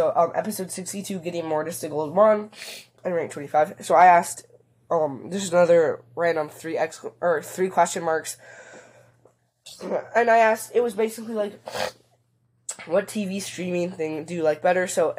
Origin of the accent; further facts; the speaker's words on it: Germany; English is a second language; I hope this English was not too bad, because I'm from Germany.